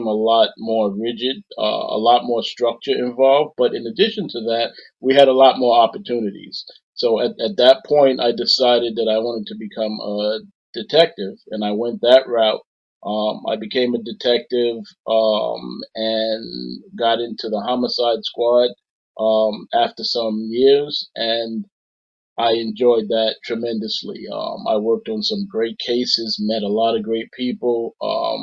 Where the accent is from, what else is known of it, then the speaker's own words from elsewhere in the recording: New York City, New York, United States; accent: New York; Born and raised in South Jamaica, Queens, tough neighborhood.